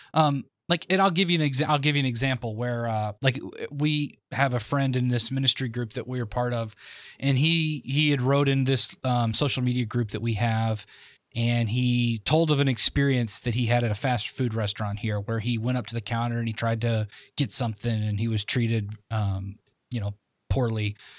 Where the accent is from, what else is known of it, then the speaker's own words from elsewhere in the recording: the South, United States; I was from the South